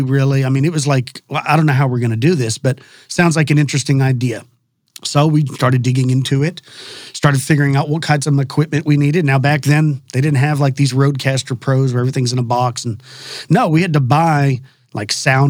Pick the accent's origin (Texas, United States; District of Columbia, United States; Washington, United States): Texas, United States; I'm a native Texan. I was born here in Texas. I grew up in a small town just west of Dallas-Fort Worth